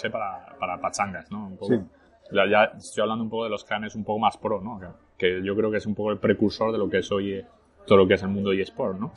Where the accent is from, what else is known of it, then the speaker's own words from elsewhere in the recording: Arras, Hauts-de-France, France; born there; first language French; Spanish is a second language; Nací en Francia. Yo ¿Naciste en Francia? Yo, de hecho, mi primer idioma que aprendí fue el francés. Eh. nací en el 84, como te digo, en Arras, que está a una hora de París, al norte.